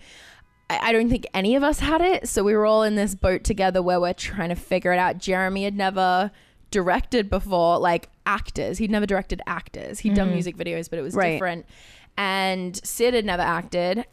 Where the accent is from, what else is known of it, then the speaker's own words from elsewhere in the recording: Australia; moved away; I grew up in Australia